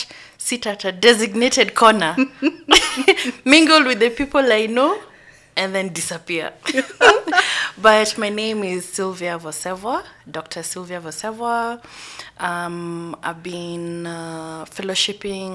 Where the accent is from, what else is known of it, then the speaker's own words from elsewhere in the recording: Nairobi, Kenya; I grew up in Eastlands.